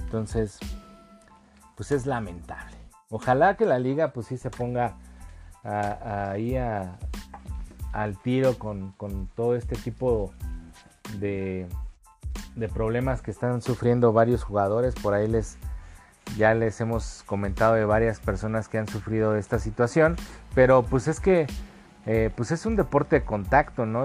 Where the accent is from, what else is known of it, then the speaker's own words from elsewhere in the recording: Mexico; somos mexicanos y adoramos este país